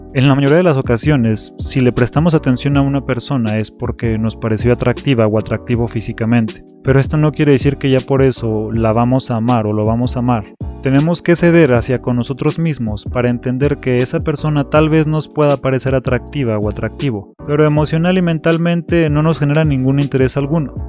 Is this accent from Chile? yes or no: no; Mexico City, Mexico; a pesar de no tener nada característico de la Ciudad de México, soy un chilango.